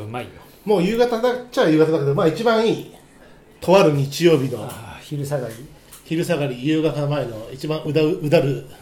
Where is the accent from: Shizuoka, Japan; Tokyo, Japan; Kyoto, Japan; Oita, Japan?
Tokyo, Japan; 地元東京